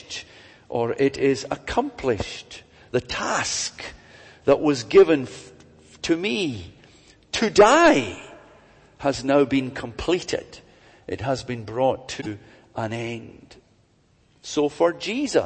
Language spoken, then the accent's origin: English; Glasgow, Scotland, United Kingdom; I was brought up in Glasgow.